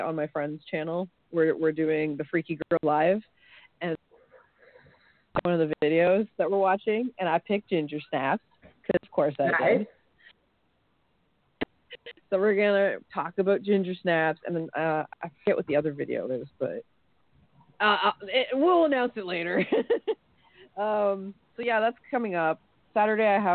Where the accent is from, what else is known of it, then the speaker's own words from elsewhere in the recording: Canada; I'm Canadian